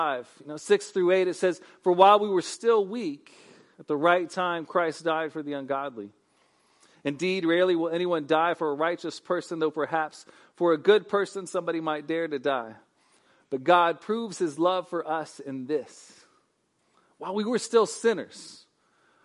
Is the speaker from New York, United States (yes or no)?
no; Lakeland, Florida, United States; Can anything good come out of Lakeland, right? I mean, that's my hometown